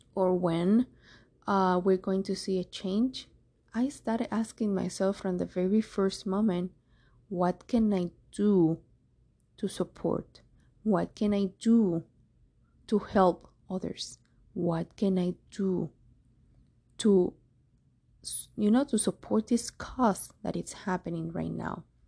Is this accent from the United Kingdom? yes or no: no; Cuba; moved away; I'm from Cuba.